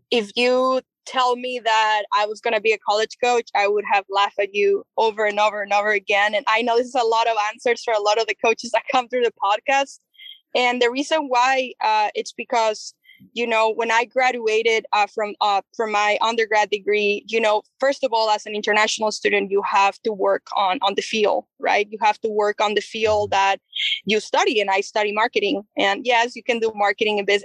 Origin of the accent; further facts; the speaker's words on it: Chihuahua, Mexico; I'm I'm from Chihuahua, Chihuahua, which is a border state um, we are only three hours and a half from uh, El Paso, Texas.